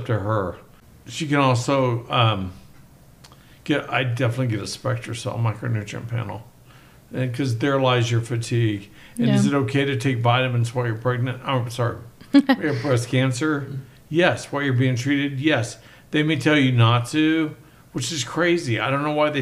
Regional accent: Oklahoma, United States; moved away; also born or lived in Mississippi; I grew up in Oklahoma.

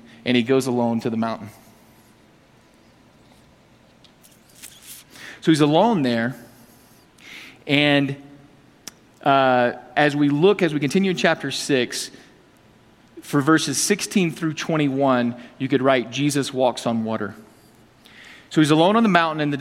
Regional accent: the South, United States; I'm from the South

